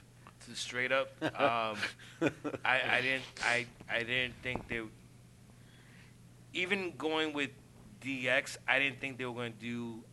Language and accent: English; New York City, New York, United States; well, see the, I'm from East Harlem, so yeah.